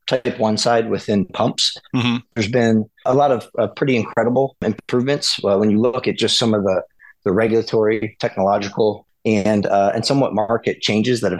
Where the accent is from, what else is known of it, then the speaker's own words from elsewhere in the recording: Southern Florida, United States; moved away; also born or lived in West Chester, Pennsylvania; growing up in Southern Florida